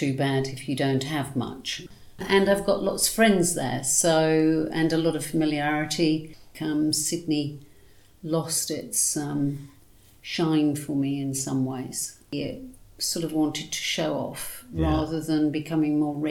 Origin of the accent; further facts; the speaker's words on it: Cheshire, North West England, United Kingdom; moved away as an adult; now in Australia; I was born in Cheshire.